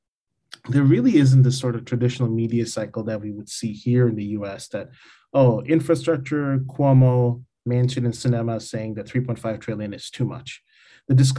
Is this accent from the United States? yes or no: no; Bangladesh; growing up in Bangladesh at that time